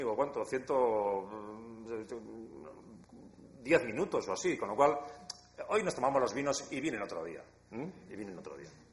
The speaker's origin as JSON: {"language": "Spanish", "region": "Basque Country", "country": "Spain"}